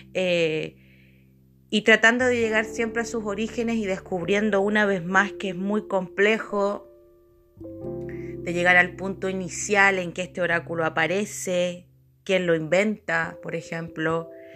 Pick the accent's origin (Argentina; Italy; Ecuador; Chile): Chile; soy de Chile